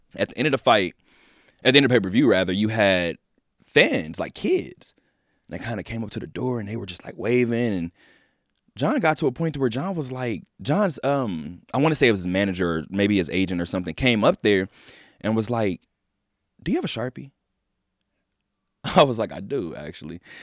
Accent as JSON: {"language": "English", "town": "Inglewood", "region": "California", "country": "United States", "moved": "yes", "lives_now": "Las Vegas, United States", "said": "I'm from Inglewood"}